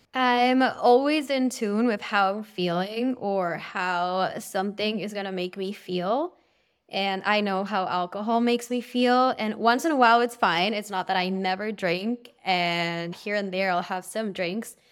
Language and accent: English; Peru; now in Los Angeles, United States; I'm originally from Peru, but I live in L